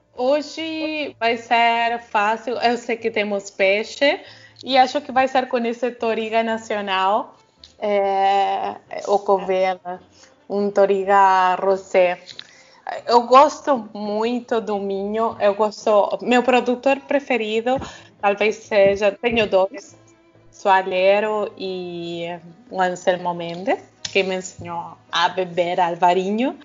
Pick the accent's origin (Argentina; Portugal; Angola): Argentina; now in Brazil; Quando vou na Argentina, não sou muito argentina. Quando estou aqui, eu me sinto muito argentina.